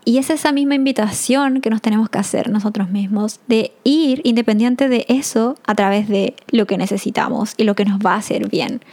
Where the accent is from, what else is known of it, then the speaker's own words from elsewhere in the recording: Chile; moved away as an adult; no porque no esté viviendo en Chile soy menos chilena